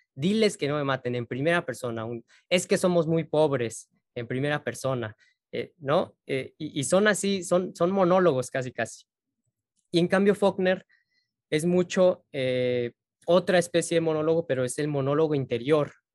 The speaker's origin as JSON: {"language": "Spanish", "country": "Mexico", "said": "Yo siento como mexicano"}